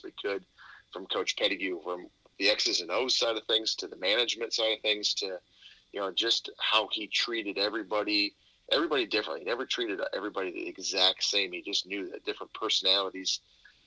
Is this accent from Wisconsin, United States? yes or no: yes; Cobb, Wisconsin, United States; I'm coming from Cobb, Wisconsin, a town of 400